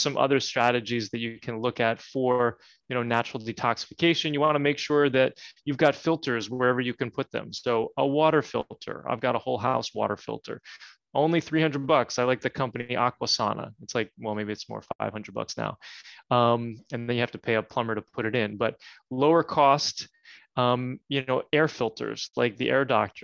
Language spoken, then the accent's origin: English; New Jersey, United States; I grew up in New Jersey.